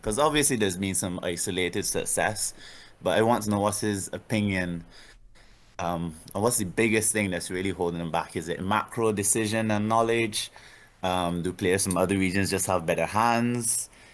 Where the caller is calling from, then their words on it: Barbados; I'm calling from the island of Barbados